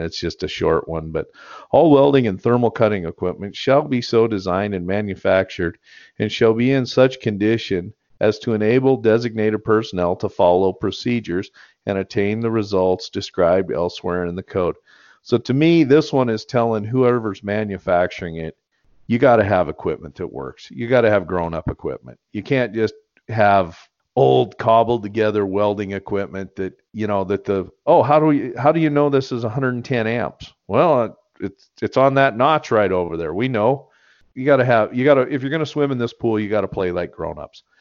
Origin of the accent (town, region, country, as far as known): United States; born or raised there